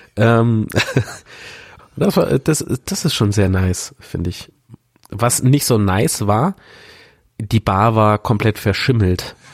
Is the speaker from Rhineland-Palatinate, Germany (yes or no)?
yes; Rhineland-Palatinate, Germany; now in Coburg, Germany; an meine alte Heimat erinnert. Ich komme aus Rheinland-Pfalz